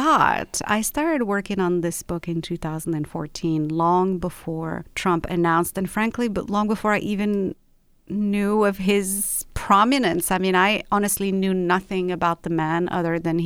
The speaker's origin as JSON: {"language": "English", "town": "Rabat", "region": "Rabat-Salé-Kénitra", "country": "Morocco", "tie": "born or raised there", "also_born_or_lived": "London", "moved": "yes", "lives_now": "Los Angeles, United States", "said": "I was born and raised in Rabat, which is the capital of Morocco"}